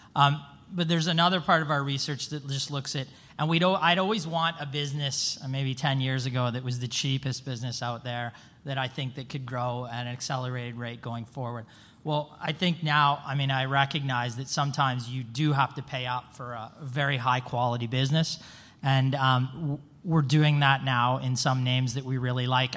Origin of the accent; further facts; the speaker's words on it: Vancouver, British Columbia, Canada; I'm from Vancouver, Canada